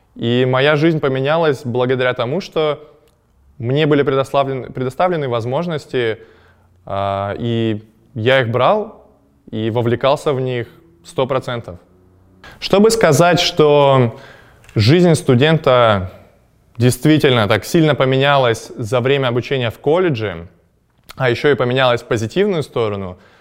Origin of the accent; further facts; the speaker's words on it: Chelyabinsk, Chelyabinsk Oblast, Russia; moved away as an adult; also born or lived in Ottawa, Canada; я из Челябинска